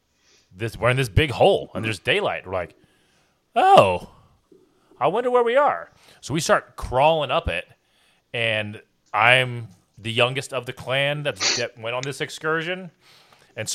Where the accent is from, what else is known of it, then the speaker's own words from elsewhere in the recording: Washington, District of Columbia, United States; I grew up in Washington, D.C., like when I was young.